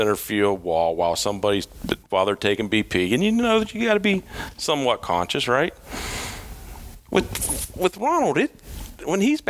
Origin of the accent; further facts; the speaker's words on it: Pittsburgh, Pennsylvania, United States; growing up in the Pittsburgh area